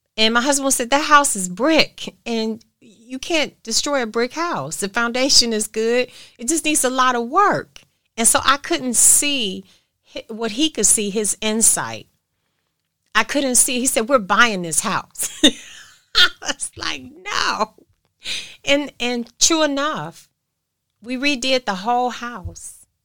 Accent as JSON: {"language": "English", "country": "United States", "said": "I'm American"}